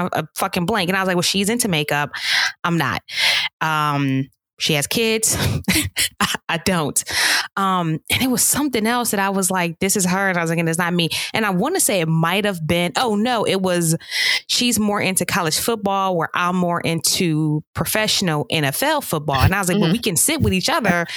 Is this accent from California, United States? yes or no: no; Pittsburgh, Pennsylvania, United States; I grew up in Pittsburgh